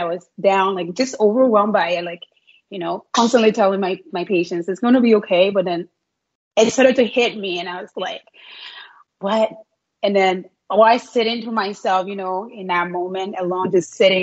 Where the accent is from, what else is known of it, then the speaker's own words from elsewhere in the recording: Liberia; moved away as an adult; now in Canada; I'm from, like, born and raised in Liberia, West Africa.